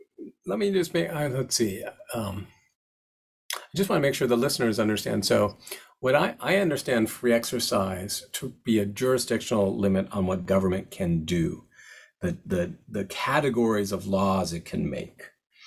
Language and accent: English; Seattle, Washington, United States; I'm from Seattle. That's how I knew about it.